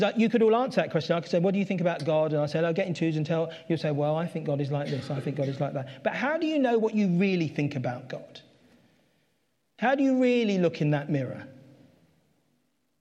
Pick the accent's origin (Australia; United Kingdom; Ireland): United Kingdom; London; That's where I grew up. I grew up in Catford. I lived there all my life